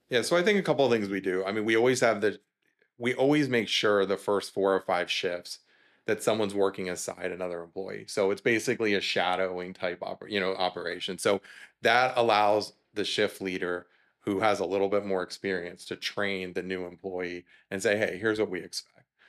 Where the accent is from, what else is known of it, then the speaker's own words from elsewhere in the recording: South Florida, United States; moved away as an adult; also born or lived in Georgia; we're born and raised in South Florida, we ended up there.